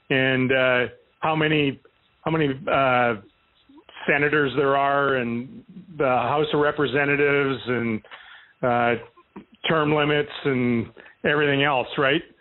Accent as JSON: {"language": "English", "country": "Canada", "moved": "as an adult", "lives_now": "United States", "said": "I can't get out of jury duty anymore by saying I'm Canadian."}